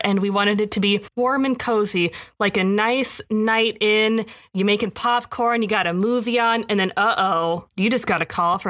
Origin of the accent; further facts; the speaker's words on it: Oklahoma, United States; despite the fact that I was raised in Oklahoma, which is in the South, I get so Minnesotan on the phone.